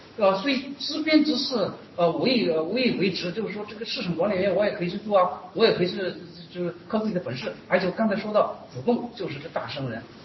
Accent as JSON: {"language": "Chinese", "country": "China", "said": "我们中国人也是人，我们中国人无不具有。"}